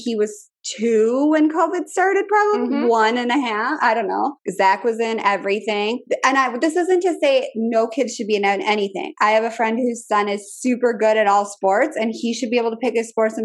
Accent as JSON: {"language": "English", "region": "Minnesota", "country": "United States", "moved": "yes", "lives_now": "Richmond, United States", "said": "I'm from Minnesota"}